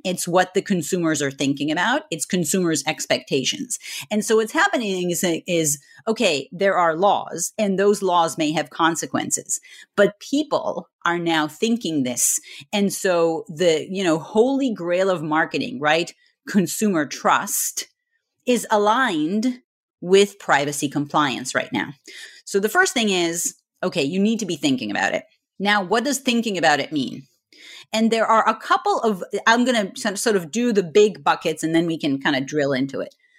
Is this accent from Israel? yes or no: yes; Israel; moved away as an adult; also born or lived in Scotland; now in United States; originally I'm from Israel